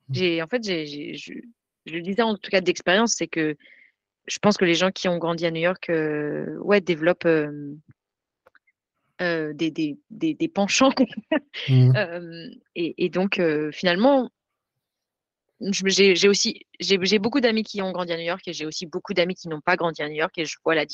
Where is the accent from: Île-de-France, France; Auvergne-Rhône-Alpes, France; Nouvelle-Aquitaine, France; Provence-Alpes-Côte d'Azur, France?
Auvergne-Rhône-Alpes, France; Grenoble; now in United States; je viens de Grenoble, je